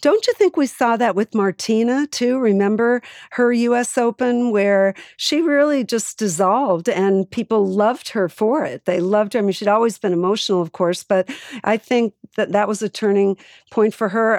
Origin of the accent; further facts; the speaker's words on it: Boston, Massachusetts, United States; growing up in Boston